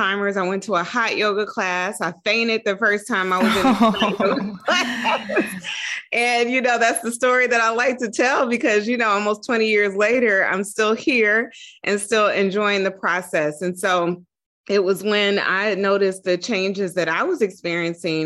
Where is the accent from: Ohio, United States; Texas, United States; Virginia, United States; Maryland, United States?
Ohio, United States; Dayton; moved away as an adult; also born or lived in Atlanta, Georgia / New York; I'm originally from Dayton, Ohio